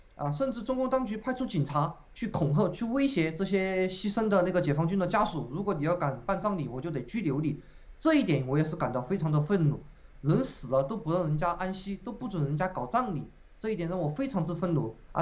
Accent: China; moved away; 我们中国人民

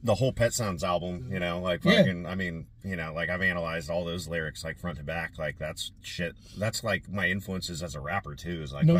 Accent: Portland, Oregon, United States; I'm born and raised in Southeast Portland, man.

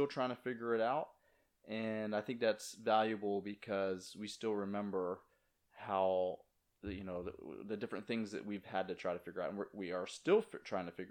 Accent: Virginia, United States; moved away as an adult; also born or lived in New Jersey; now in Jupiter, United States; I grew up in Virginia, you know, not near the beach at all until I was 18, and then moved up to New Jersey

